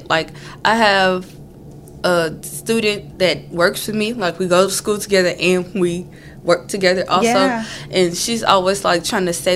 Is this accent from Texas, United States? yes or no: yes; Beaumont, Texas, United States; I'm from Beaumont, Texas, right down the street, literally 5 minutes away from campus